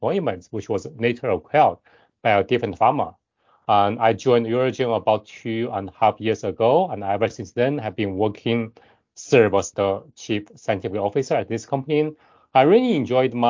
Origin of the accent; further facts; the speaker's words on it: China; moved away as an adult; now in United States; I was born in China, and I did my undergraduate education back in China. And after that, I came here to United States for my graduate school